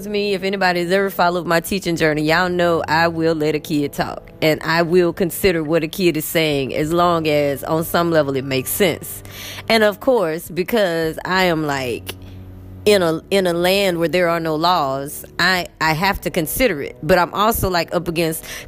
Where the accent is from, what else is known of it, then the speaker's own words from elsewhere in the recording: United States; moved away as an adult; now in Egypt; who I was as an American